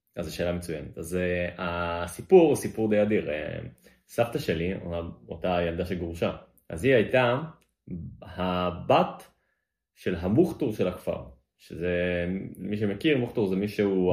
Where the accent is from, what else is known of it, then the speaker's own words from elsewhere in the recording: Tel Aviv, Tel Aviv District, Israel; אני גדלתי בתל אביב